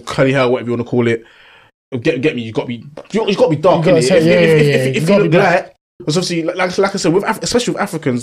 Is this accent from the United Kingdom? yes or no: yes; England, United Kingdom; I'm England, English, fam. I was born in England